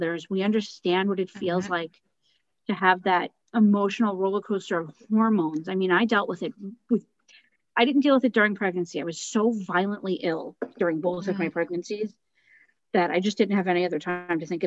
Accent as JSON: {"language": "English", "country": "United States", "said": "As an American"}